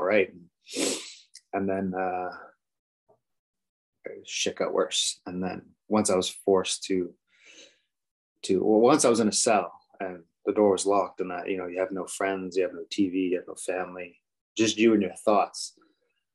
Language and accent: English; Halifax, Nova Scotia, Canada; moved away as an adult; now in Calgary, Canada; I grew up in Halifax